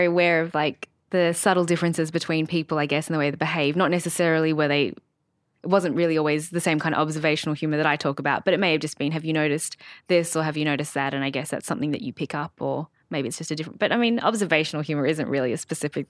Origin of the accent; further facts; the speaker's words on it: Sydney, New South Wales, Australia; I grew up in Sydney with my family, as you do sometimes.